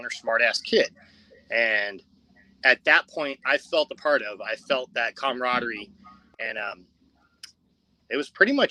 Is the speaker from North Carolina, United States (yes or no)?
no; Covina, California, United States; also born or lived in La Verne, California / Rosemead, California; I actually grew up in Covina, not far from the 502 Club.